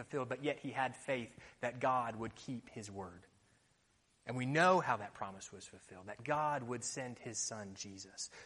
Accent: Florida, United States; moved away; When I was growing up in the States, I liked to play football

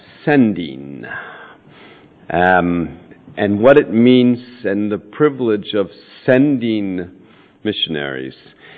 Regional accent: San Francisco, California, United States; moved away as an adult; also born or lived in Comoro Islands / Africa; now in Bristol, United Kingdom; a West Country accent, but it's a lot further west, near that westernmost outpost of Irish civilization called San Francisco. That's where we're from. So, I don't think my accent is difficult to understand in any event.

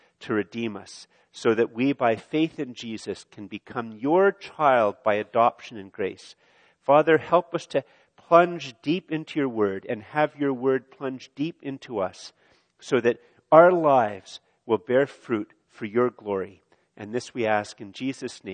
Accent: Canada; I'm a Canadian male

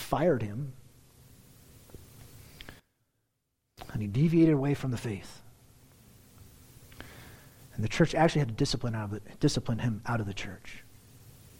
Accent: United States; as our American culture

